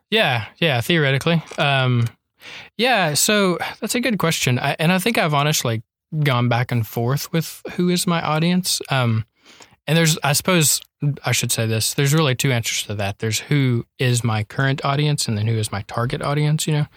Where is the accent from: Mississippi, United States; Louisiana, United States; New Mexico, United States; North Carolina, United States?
North Carolina, United States; moved away as an adult; also born or lived in Lindale, Texas; now in Tyler, United States; I'm from North Carolina.